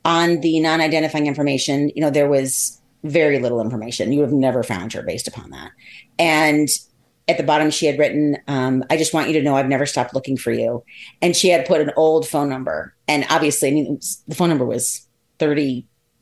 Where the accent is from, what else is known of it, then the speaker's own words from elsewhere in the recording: Columbus, Ohio, United States; I was born in Columbus, Ohio.